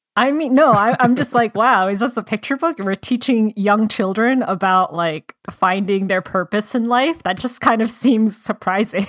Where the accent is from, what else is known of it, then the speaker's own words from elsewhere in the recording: Georgia, United States; moved away; I'm originally from Georgia